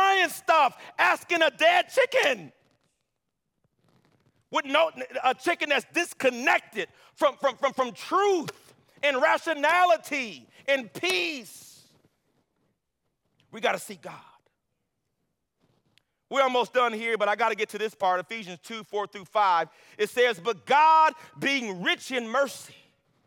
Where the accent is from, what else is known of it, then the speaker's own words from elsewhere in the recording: Los Angeles, California, United States; moved away; I'm from L.A.